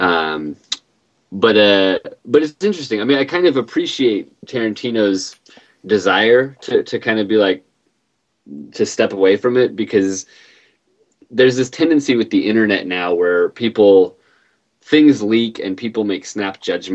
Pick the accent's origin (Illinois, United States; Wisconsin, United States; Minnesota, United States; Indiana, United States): Wisconsin, United States; Green Bay; now in Seattle, United States; I was born in Green Bay, Wisconsin